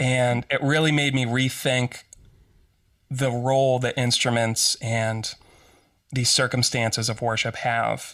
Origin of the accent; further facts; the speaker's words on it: Western Pennsylvania, United States; I grew up in Western Pennsylvania